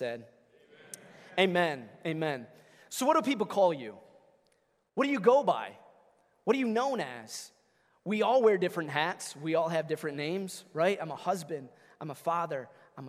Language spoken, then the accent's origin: English; Flint, Michigan, United States; moved away as an adult; also born or lived in Long Island, New York; we are actually born and raised in Michigan, in the Flint area. And then the last 10 years, we've been on Long Island, New York